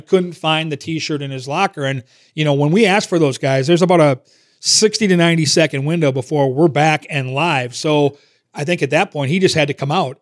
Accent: Minnesota, United States; growing up in Minnesota and playing youth hockey in, in that area

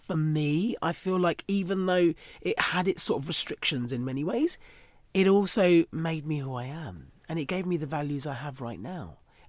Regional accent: Chatham, South East England, United Kingdom; So I was born in Chatham.

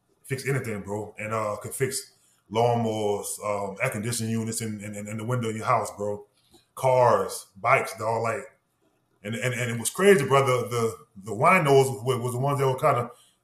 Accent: Norco, Louisiana, United States; moved away as an adult; also born or lived in New Orleans / Pittsburgh / Lawrenceville, Georgia; growing up on the outskirts of New Orleans in the 90s, late 80s, mid-80s, late 80s, early 90s

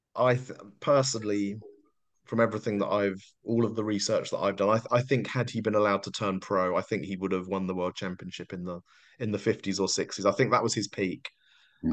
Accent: London, United Kingdom; moved away as an adult; I grew up in South London

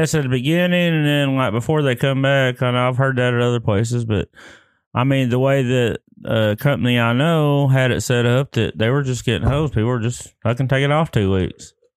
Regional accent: Lone Grove, Oklahoma, United States; I grew up in Lone Grove, so we went to Ardmore

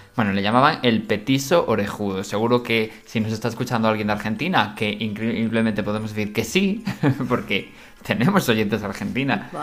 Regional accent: Galicia, Spain; nosotros somos gallegos

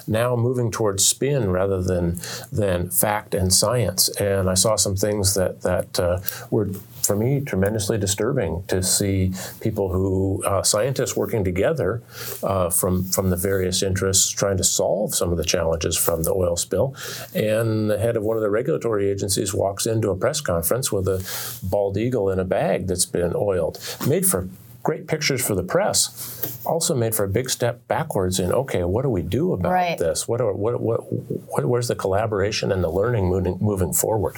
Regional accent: Oregon, United States; moved away as an adult; now in Alaska, United States; I grew up in Oregon

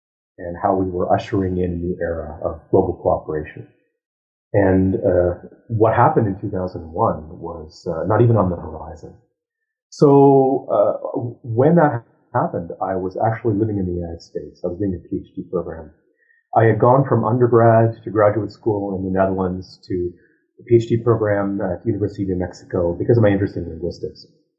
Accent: Ottawa, Ontario, Canada; So I was raised in Ottawa

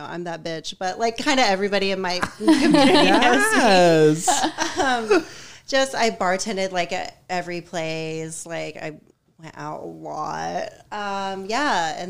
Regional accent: Atlanta, Georgia, United States; moved away as an adult; also born or lived in Austin / New York; now in St. Petersburg, United States; I'm from Atlanta. I lived there for, I think, for so long, till I was 27, like straight up in the city, raised by a single mom, like the whole latchkey experience, city kid

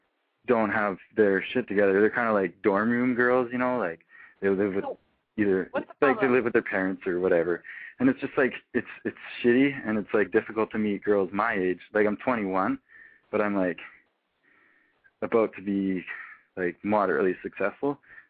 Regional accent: Canada; I'm not from town. I'm from Canada.

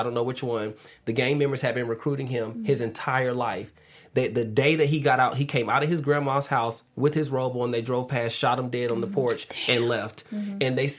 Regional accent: Atlanta, Georgia, United States; I am from Atlanta, Georgia.

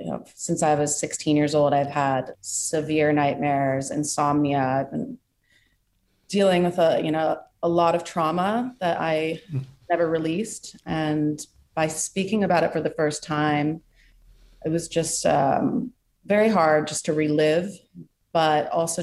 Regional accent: New York City, New York, United States; here in New York City, my hometown

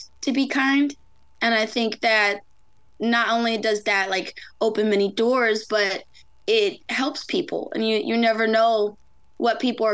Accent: Galloway, New Jersey, United States; I thought I just lived in a small town, like, oh, Galloway. No, I love my hometown

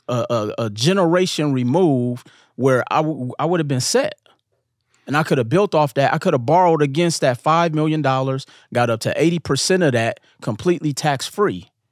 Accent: Milwaukee, Wisconsin, United States; growing up in Milwaukee

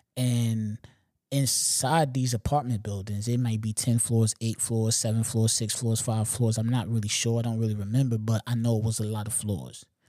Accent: Long Island, New York, United States; I'm not from New York City. You know what I'm saying? I'm from L

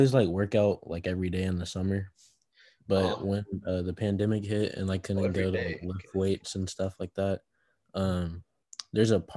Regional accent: Allen, Texas, United States; I grew up in Allen

